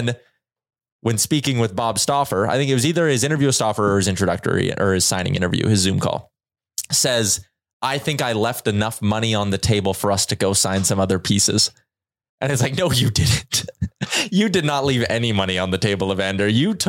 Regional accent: Edmonton, Alberta, Canada; do I just take the sure thing that's right here in my hometown in Edmonton where I know I'm going to have a chance to win?

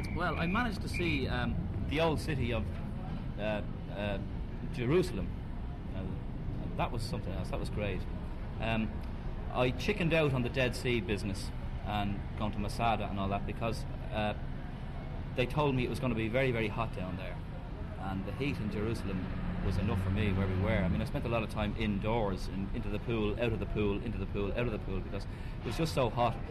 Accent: Ireland; we're Irish, Ireland

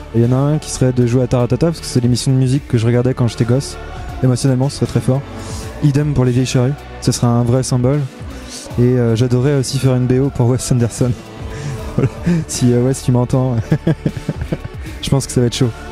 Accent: La Roche-sur-Yon, Pays de la Loire, France; j'ai grandi à La Roche-sur-Yon

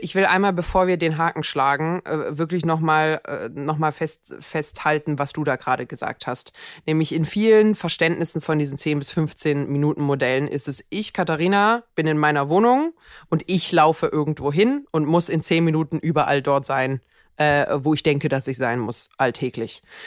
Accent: Mannheim, Baden-Württemberg, Germany; ich komme ja aus Mannheim. Mannheim ist ja jetzt kein Dorf.

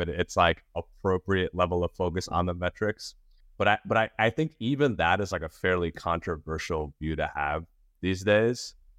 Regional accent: Nashville, Tennessee, United States; also born or lived in New York City / India; my parents immigrated from India to New York City, and then they moved down to Nashville. And so it's like where I finished high school

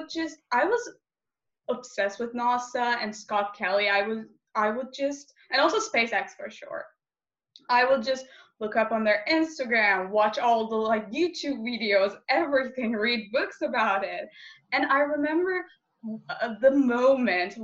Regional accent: Istanbul, Turkey; I'm from Istanbul, Turkey, a 17-year-old gender activist

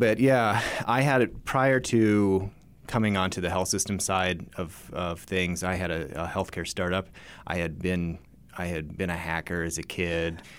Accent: Reno, Nevada, United States; moved away as an adult; also born or lived in Memphis, Tennessee; I grew up in the Reno, Nevada area

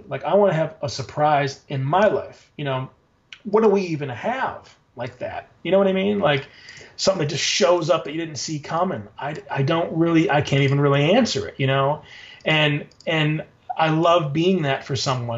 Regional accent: Traverse City, Michigan, United States; also born or lived in Chicago; now in Portland, United States; I actually am from Traverse City, Michigan, up north

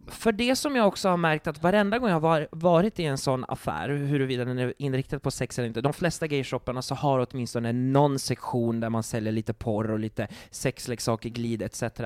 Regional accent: Sweden; jag är från Sverige

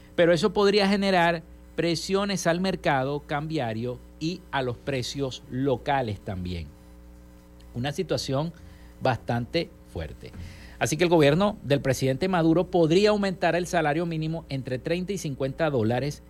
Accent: Venezuela; nuestro país

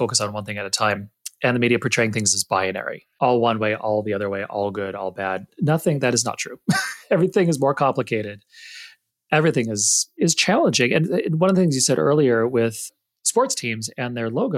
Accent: the West, United States; I'm not from the East. I'm not from the South. I've always been a Westerner.

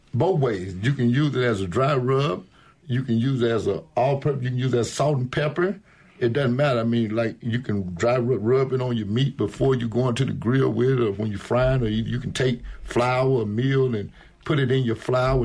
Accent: Jackson, Mississippi, United States; now in Crystal Springs, United States; I'm from Jackson, Mississippi, but now I live in Crystal Springs

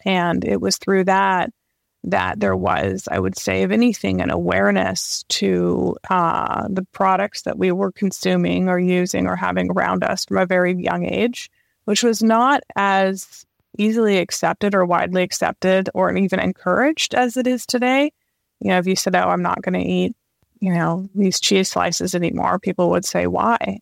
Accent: Vancouver, British Columbia, Canada; moved away; also born or lived in London; I grew up in Canada in Vancouver

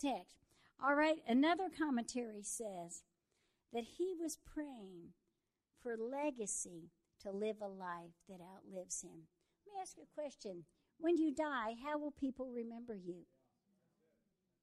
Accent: Texas, United States; I am a Texan

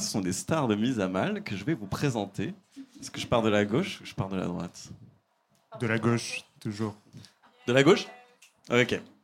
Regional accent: Île-de-France, France; moi, je viens de banlieue, euh, des HLM de banlieue

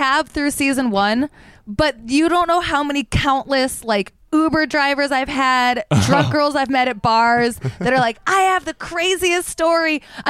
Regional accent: Detroit, Michigan, United States; I'm from Metro Detroit, Michigan.

